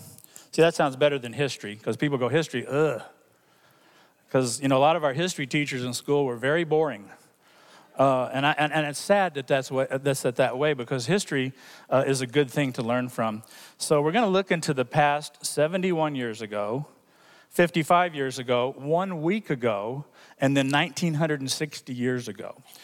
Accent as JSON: {"language": "English", "country": "Hong Kong", "tie": "born or raised there", "said": "When I was growing up in Hong Kong as a missionary kid, he came and came to our church in Hong Kong"}